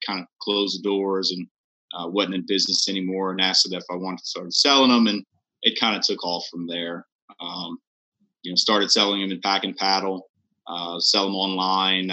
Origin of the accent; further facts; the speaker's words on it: Lafayette, Louisiana, United States; I grew up in the Lafayette area all my life. Been here for forever.